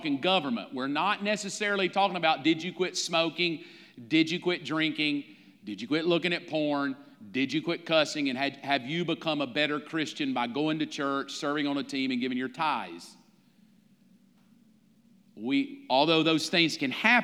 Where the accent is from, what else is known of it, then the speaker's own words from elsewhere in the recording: the South, United States; growing up in the South